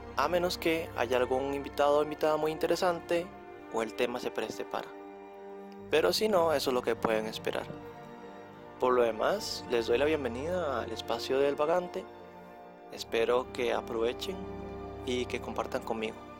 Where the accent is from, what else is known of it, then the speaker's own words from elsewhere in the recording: Costa Rica; yo soy de Costa Rica